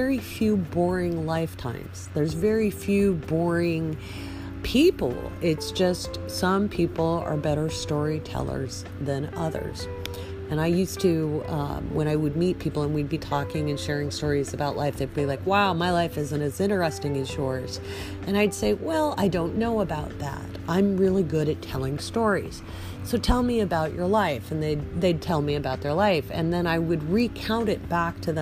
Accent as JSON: {"language": "English", "area": "the Northwest", "region": "Pacific Northwest", "country": "United States", "tie": "born or raised there", "said": "I grew up in the Northwest from an old pioneer family"}